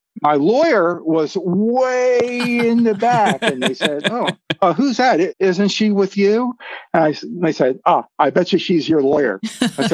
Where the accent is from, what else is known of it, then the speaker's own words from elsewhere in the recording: Philadelphia, Pennsylvania, United States; moved away; also born or lived in Maryland; I'm from Philadelphia. Yeah. I'm a city guy